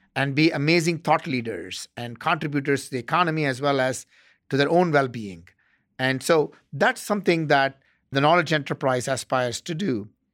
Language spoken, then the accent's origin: English; South India, India; moved away as an adult; also born or lived in Bangalore, India / Chennai, India / Ottawa, Canada; now in Arizona, United States; I grew up in South India